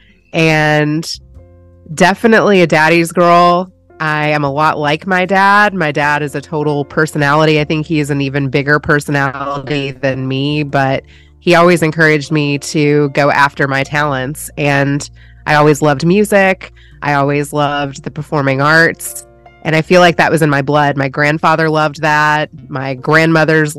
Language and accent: English; Louisville, Kentucky, United States; moved away as an adult; also born or lived in California; now in Texas, United States; I was born in Louisville, Kentucky. Yeah, born and raised there.